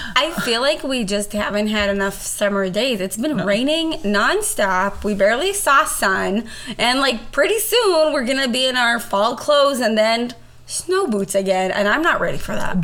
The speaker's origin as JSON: {"language": "English", "country": "Israel", "tie": "born or raised there", "moved": "yes", "lives_now": "United States", "said": "growing up in Israel, I went to, I guess, what you would call here public school."}